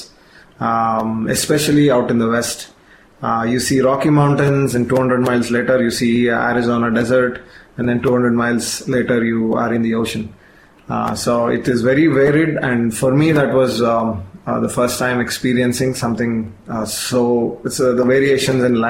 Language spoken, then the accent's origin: English; Bangalore, Karnataka, India; moved away as an adult; now in Michigan, United States; I grew up here in Bangalore